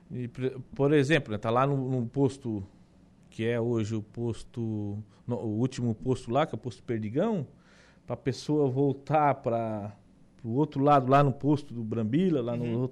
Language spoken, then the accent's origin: Portuguese; Meleiro, Santa Catarina, Brazil; É, é, Lucas, eu era natural de Meleiro, né? Ah, é? Natural de Meleiro, lá. Nasci em Meleiro.